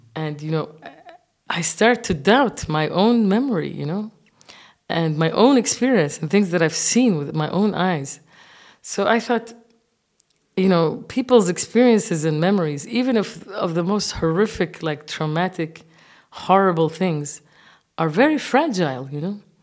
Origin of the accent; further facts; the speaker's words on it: Kuwait; moved away as an adult; also born or lived in Senegal / Japan; now in Berlin, Germany; I'm grown up in the Arab world